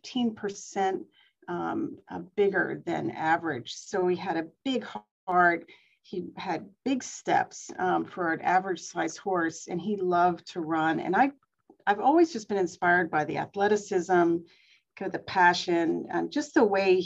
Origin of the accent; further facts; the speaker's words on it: Pennsylvania, United States; I grew up in Pennsylvania on a farm